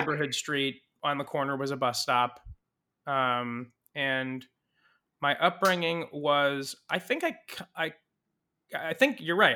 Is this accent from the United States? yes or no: yes; Saratoga, California, United States; also born or lived in Mountain View, California; I was raised in Saratoga, California, which is near San Jose